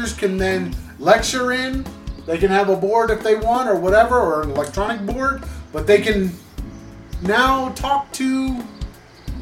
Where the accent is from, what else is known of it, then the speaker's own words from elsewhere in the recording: Lansing, Michigan, United States; I was born in Lansing